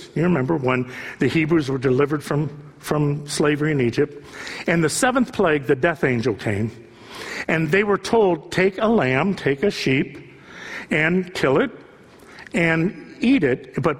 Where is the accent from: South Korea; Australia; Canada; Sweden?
South Korea; I don't see single people here. I don't see that many, you know, I'm from Korea. I don't see many people here.